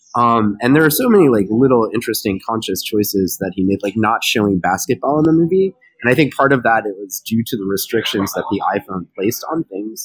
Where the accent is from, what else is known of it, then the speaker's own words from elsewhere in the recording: Baton Rouge, Louisiana, United States; coming from my hometown. Um, and I followed LSU basketball as a kid